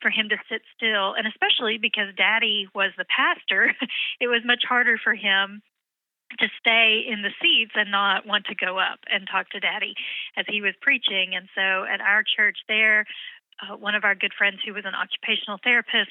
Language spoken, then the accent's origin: English; Oklahoma, United States; moved away as an adult; also born or lived in Pennsylvania; now in Texas, United States; we were growing up in Oklahoma